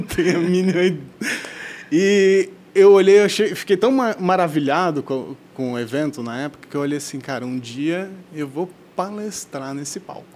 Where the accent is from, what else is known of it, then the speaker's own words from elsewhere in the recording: South Region, Brazil; nós que somos aqui do Sul